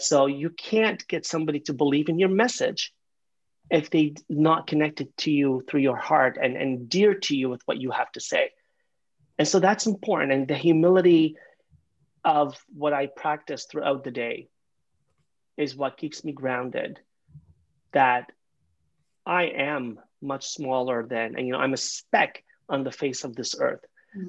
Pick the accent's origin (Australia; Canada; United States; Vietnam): Canada; also born or lived in London, Ontario; I'm a Canadian, I live in London, Ontario